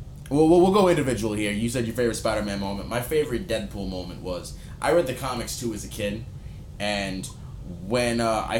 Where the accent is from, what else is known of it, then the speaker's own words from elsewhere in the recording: New York, United States; moved away; I'm from New York. I'm from the Bronx.